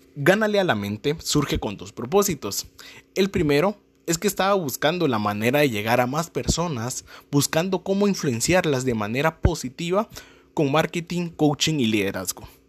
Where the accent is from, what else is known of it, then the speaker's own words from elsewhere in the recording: Guatemala; soy de Guatemala